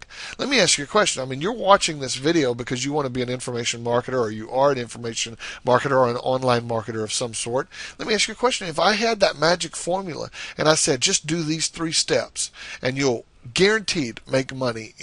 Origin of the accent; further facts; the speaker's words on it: the South, United States; I guess you can tell I'm from the South.